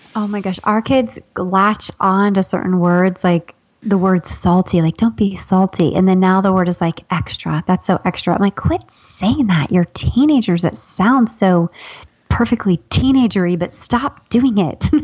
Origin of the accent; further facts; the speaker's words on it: Ohio, United States; I'm from Ohio